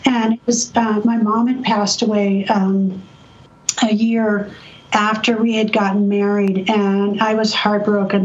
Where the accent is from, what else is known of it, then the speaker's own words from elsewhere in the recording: San Diego, California, United States; I grew up in San Diego.